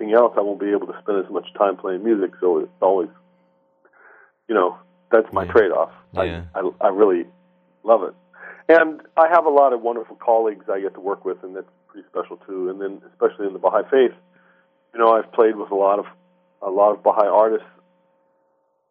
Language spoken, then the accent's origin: English; Shoreline, Washington, United States; I grew up in the Seattle area, in what is now called Shoreline.